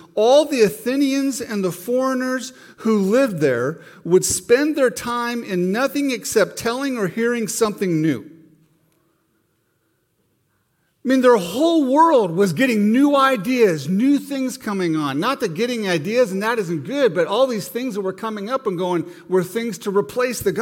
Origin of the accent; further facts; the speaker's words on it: Montana, United States; Growing up in Montana, you know, it's a pretty conservative state